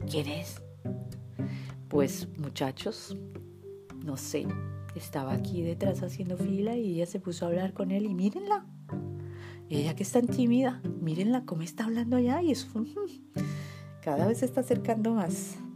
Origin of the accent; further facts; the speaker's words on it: Tunisia; Yo, soy de Túnez. Túnez. Tunisí, La Tunisí.